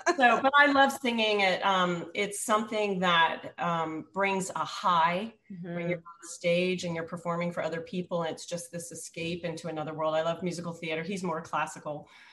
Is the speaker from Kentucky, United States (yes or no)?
no; Virginia, United States; moved away as an adult; also born or lived in up north; I was living up north and I'm from Virginia